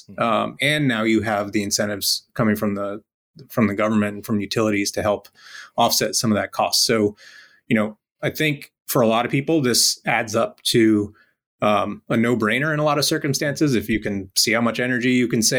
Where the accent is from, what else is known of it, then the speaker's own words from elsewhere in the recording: Rhode Island, United States; I grew up in Rhode Island in a pretty modest house